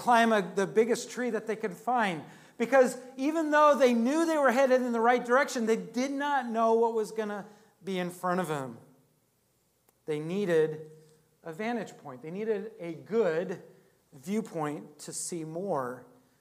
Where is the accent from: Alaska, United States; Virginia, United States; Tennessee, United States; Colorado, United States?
Alaska, United States; moved away; I grew up in Alaska